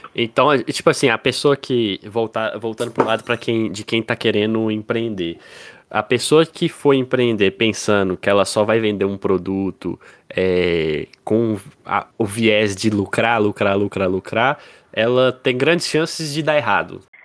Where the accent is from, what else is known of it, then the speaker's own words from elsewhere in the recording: Pirapora, Minas Gerais, Brazil; moved away as an adult; now in Montes Claros, Brazil; a gente é de Pirapora, uma cidade no interior de Minas. É, a gente nasceu em Pirapora, né? Hoje eu tô em Montes Claros